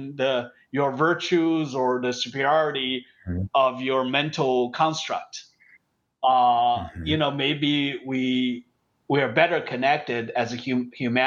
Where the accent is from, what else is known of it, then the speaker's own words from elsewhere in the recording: China; moved away; when I grew up in China